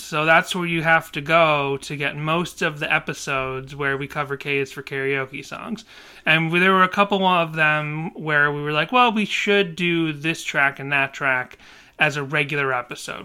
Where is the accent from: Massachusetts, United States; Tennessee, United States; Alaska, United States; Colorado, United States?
Massachusetts, United States; Boston; moved away; I never had a lot of beans growing up in Boston